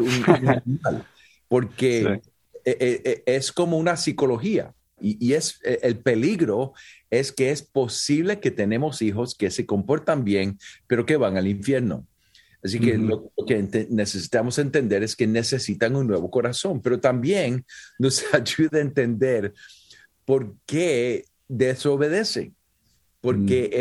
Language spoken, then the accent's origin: Spanish; Puerto Rico; soy puertorriqueño y nací en Puerto Rico